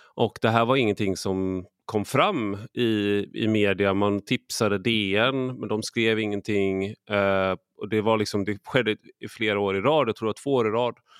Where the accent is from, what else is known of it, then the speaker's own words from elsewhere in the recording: Sweden; som svensk